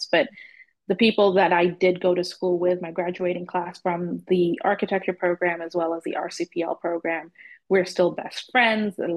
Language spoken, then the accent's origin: English; Zambia; moved away as an adult; also born or lived in London / Southern Georgia; now in Oklahoma City, United States; And I grew up in Zambia. I was born in London, grew up in Zambia